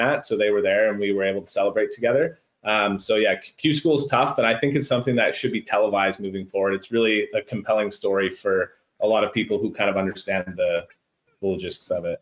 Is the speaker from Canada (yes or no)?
yes; Stony Mountain, Manitoba, Canada; growing up in Stony Mountain and playing at the Toulon Golf and Country Club